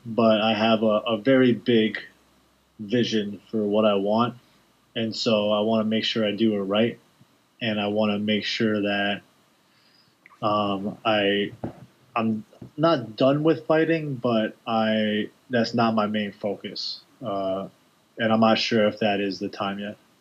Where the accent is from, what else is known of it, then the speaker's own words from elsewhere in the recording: New York, United States; I'm a guy from New York